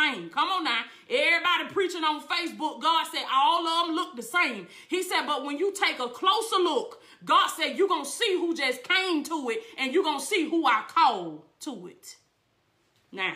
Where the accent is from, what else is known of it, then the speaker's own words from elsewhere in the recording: Blakely, Georgia, United States; Blakely, Georgia is not my origin. That's my hometown. I was born in Blakely, Georgia